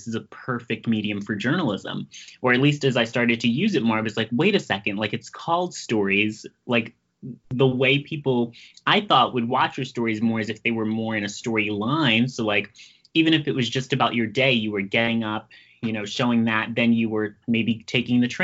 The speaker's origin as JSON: {"language": "English", "town": "New York City", "region": "New York", "country": "United States", "said": "I'm from Brooklyn"}